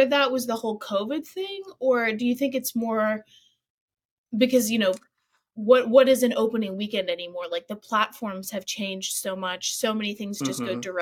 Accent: the South, United States; I'm a Southerner.

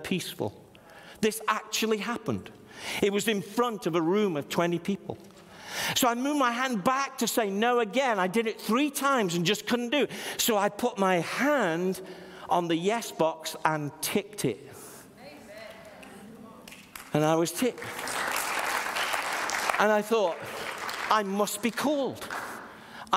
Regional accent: Stoke-on-Trent, West Midlands, United Kingdom; I was from Stoke-on-Trent.

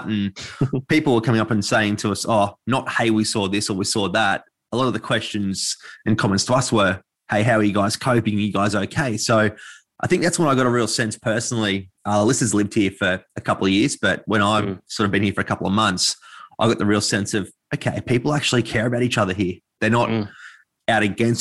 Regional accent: Sydney, New South Wales, Australia; I grew up in the Sutherland Shire in Sydney.

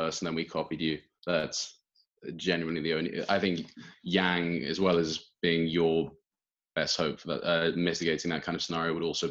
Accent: United Kingdom

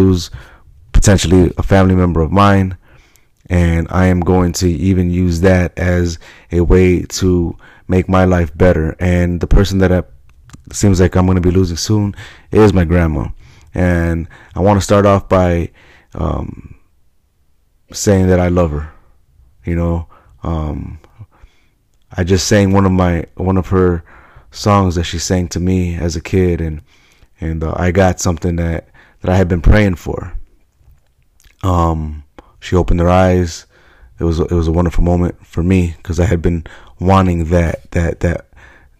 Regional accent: Chicago, Illinois, United States; I'm from Chicago

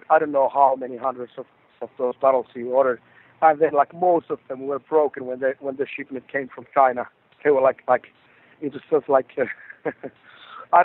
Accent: Rovaniemi, Lapland, Finland; in my hometown in Rovaniemi

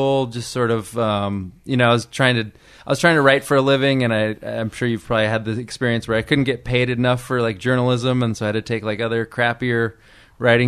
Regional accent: Del Rey, California, United States; moved away as an adult; also born or lived in New York; I grew up in the Central Valley, in a place called Del Rey, which is like in Fresno County.

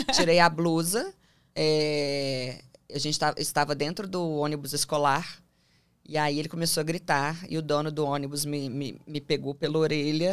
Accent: Belo Horizonte, Minas Gerais, Brazil; moved away as an adult; now in São Paulo, Brazil; E eu sou de Belo Horizonte, hoje eu moro em São Paulo

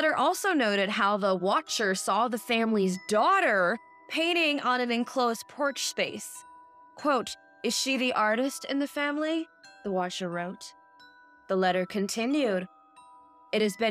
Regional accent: Michigan, United States; I'm from Michigan, okay? I know if I tell people I'm from Michigan, they automatically assume I'm from like 8 Mile. No, I lived in the suburbs

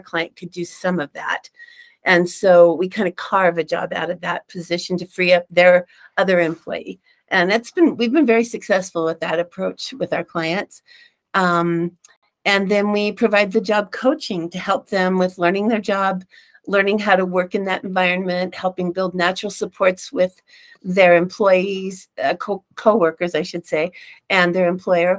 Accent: Reno, Nevada, United States; also born or lived in Phoenix; now in Utah, United States; I grew up in Reno and moved here later from Phoenix. So I've moved around a bit.

